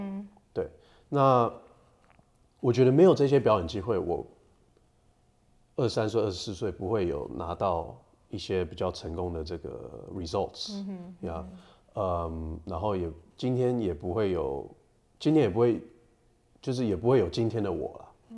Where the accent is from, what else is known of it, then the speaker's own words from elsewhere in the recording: United States; also born or lived in Taiwan; 我是在美国长大的，